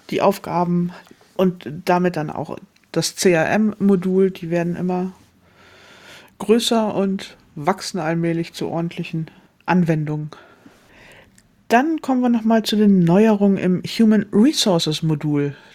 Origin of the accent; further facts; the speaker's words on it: Hamburg, Germany; Darf ich auch sagen, dass ich als Hamburgerin die bayerischen Feiertage gerne hätte?